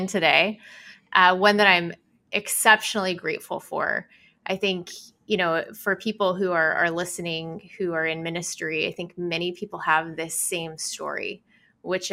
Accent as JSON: {"language": "English", "town": "Sheridan", "region": "Oregon", "country": "United States", "tie": "born or raised there", "said": "I grew up in Sheridan, Oregon"}